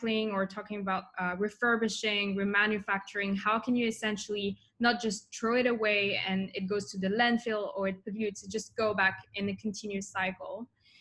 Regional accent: Switzerland; moved away as an adult; also born or lived in Tokyo; now in Singapore; in Switzerland. So I was born and grew up there.

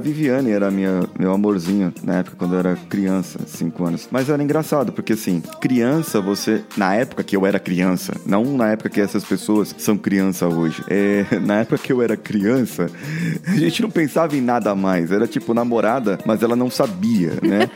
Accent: Barbacena, Minas Gerais, Brazil; eu era criança, quando era criança pequena lá em Barbacena

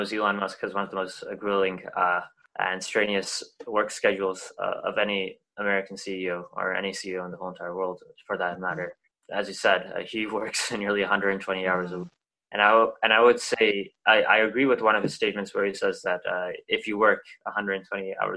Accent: Waterloo, Ontario, Canada; I'm from Waterloo, Ontario

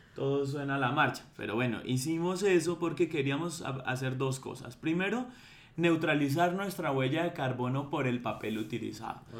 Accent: Bogotá, Colombia; nosotros como bogotanos

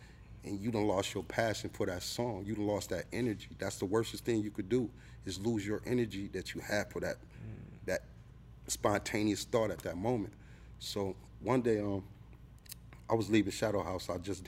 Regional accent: Midwest, United States; But I'm Midwest, but a lot of people say I sound like I'm from New York.

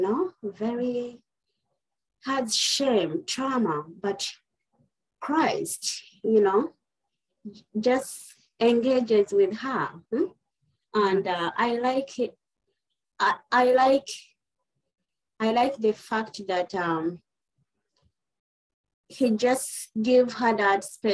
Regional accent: Uganda; moved away as an adult; now in United States; originally I'm from East Africa, Uganda, but I've been living in the United States for over 20 years now

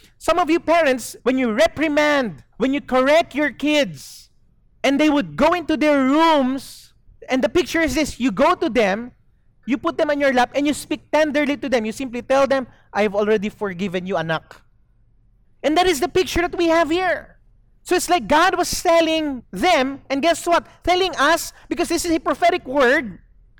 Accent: Zamboanga City, Zamboanga Peninsula, Philippines; moved away as an adult; now in Dumaguete, Philippines; I grew up in Zamboanga, but I've been in Dumaguete for close to 20 years now

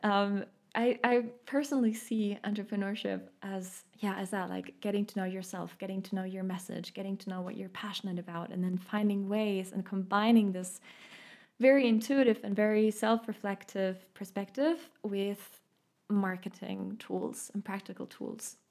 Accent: Munich, Bavaria, Germany; accent: German; English is a second language; now in Stuttgart, Germany; I grew up in Munich. I now live in Stuttgart

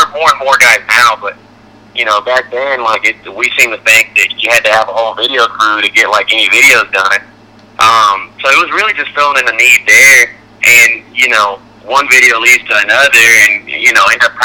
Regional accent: Texas, United States; moved away as an adult; also born or lived in Boston / Nashville; Texas, like, you know, I spent the first 18 years of my life there, and I still miss it and I love it

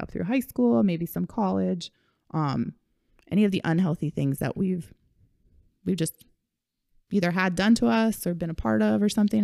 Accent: Kailua, Hawaii, United States; we grew up in Kailua. We grew up in Hawaii

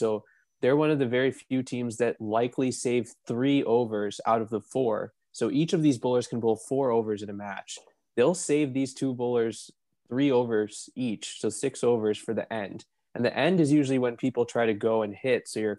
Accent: Mumbai, Maharashtra, India; Taking Mumbai, taking my hometown.

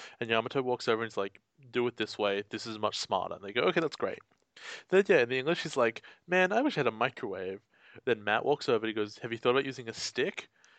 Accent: Australia

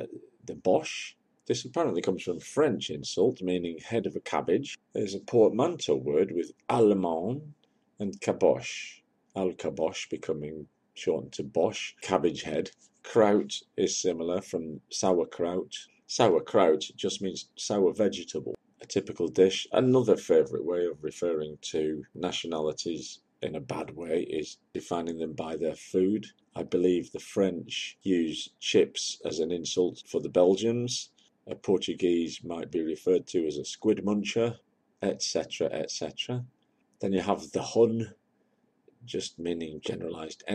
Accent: United Kingdom; I am a Briton, whether I like it or not. I'm a Brit, not a Yankee.

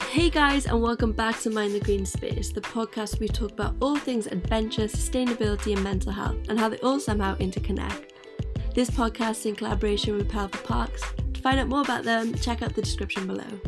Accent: Merthyr Tydfil, Wales, United Kingdom; I'm from Merthyr

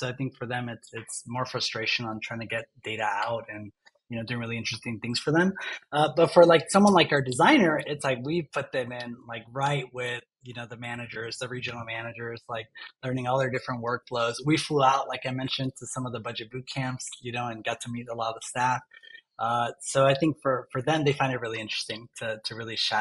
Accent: Long Beach area, the Bay Area, California, United States; I grew up like in Long Beach area, you know, the Bay Area

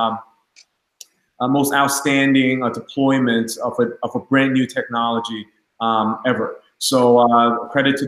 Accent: Long Island, New York, United States; I'm from Long Island

